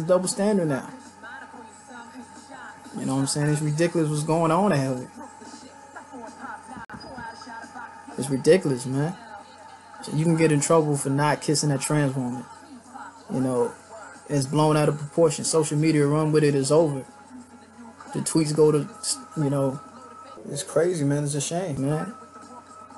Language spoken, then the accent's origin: English; Dayton, Ohio, United States; Salute Ohio, man. I'm from Dayton, Ohio.